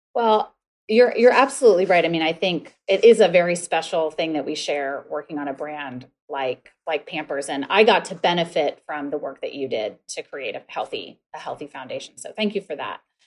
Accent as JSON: {"language": "English", "region": "north central Ohio", "country": "United States", "tie": "born or raised there", "moved": "yes", "said": "I grew up in a tiny town in north central Ohio of about five thousand about five thousand people"}